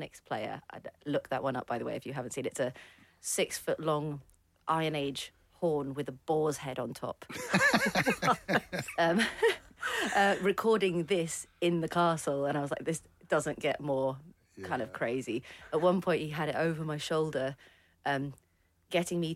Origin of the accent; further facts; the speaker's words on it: Abu Dhabi, United Arab Emirates; moved away; I grew up in the Middle East, in Abu Dhabi